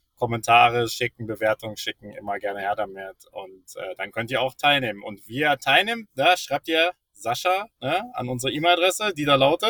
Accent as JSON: {"language": "German", "country": "Germany", "said": "als Deutscher"}